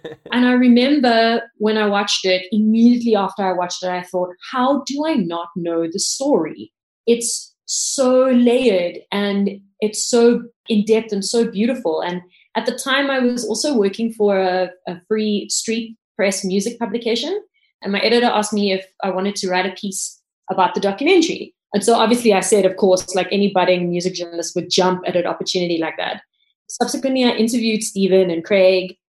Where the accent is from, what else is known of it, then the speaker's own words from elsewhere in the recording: Cape Town, Western Cape, South Africa; I grew up in Cape Town